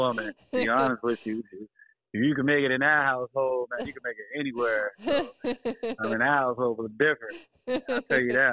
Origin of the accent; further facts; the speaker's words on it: Philadelphia, Pennsylvania, United States; now in Houston, United States; I'm residing in Houston, Texas, but I'm originally from Philadelphia, migrated to the DMV, shout out PG County, you know, MoCo